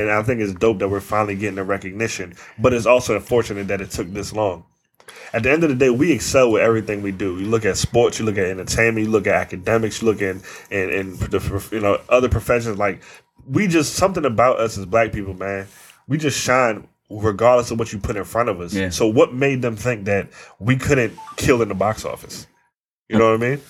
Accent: Northern Virginia, United States; we grew up in Northern Virginia

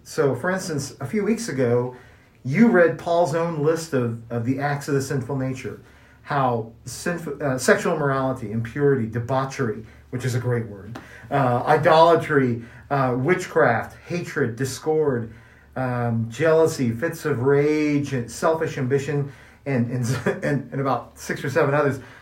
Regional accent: Kansas City, Missouri, United States; now in New Mexico, United States; I grew up in Kansas City, Missouri

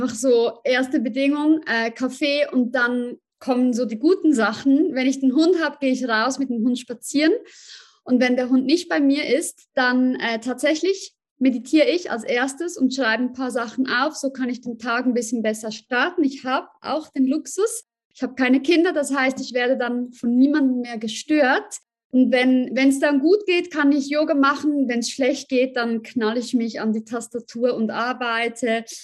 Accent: Zurich, Switzerland; ich äh, bin aus Zürich und ähm, ich bin 37

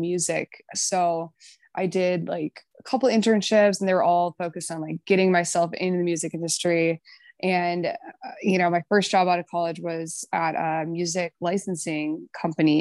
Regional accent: Chanhassen, Minnesota, United States; moved away as an adult; also born or lived in Chicago; I'm from Minnesota originally, Chanhassen, and I grew up there, lived there

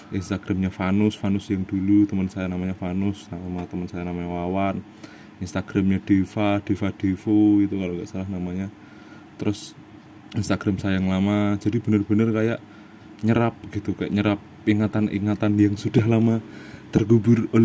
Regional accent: Salatiga, Central Java, Indonesia; now in Jakarta, Indonesia; kita bahas uh, kampung saya dulu

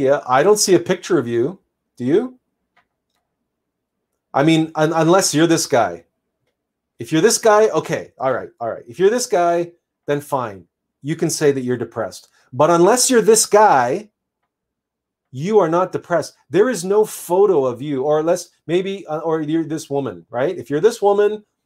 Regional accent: Canada; I'm Canadian

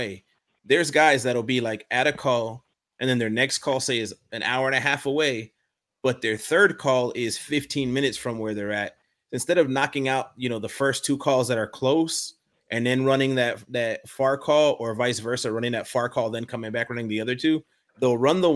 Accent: Florida, United States; I'm from Florida.

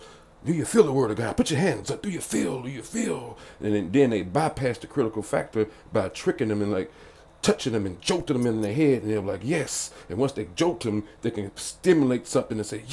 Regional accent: the South, United States; I'm from the South, and I was raised Baptist

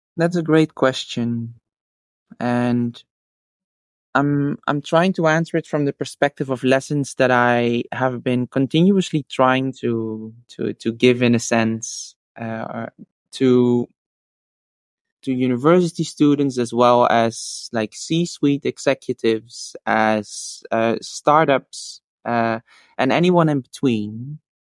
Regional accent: Netherlands; also born or lived in Australia; I came back eventually to the Netherlands because I felt that my my heart was in Europe

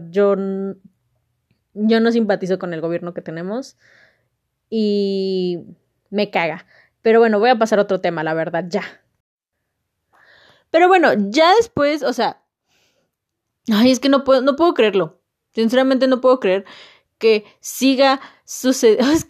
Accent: Mexico; informarme qué está pasando en mi país, saber qué está sucediendo, porque si no sé qué está sucediendo, nunca voy a saber el por qué estamos así. La economía está de la chingada, la sociedad está de la chingada, México como país siento que no está realmente unido

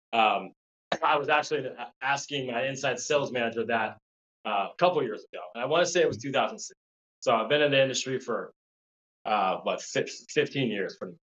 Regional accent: La Crescenta, California, United States; grew up in southern california um, la crescenta which is uh, a small suburb city in, in, la, or in california

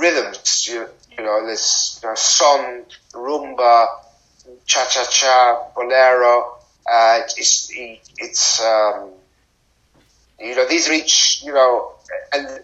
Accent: United Kingdom; in Britain, we're far away from the Americas. We're in Europe, and we have a lot of Caribbean and African people. And that's our culture

